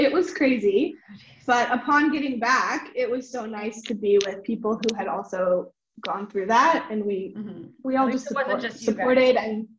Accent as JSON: {"language": "English", "country": "United States", "said": "because I'm from Washington and Athens from Illinois."}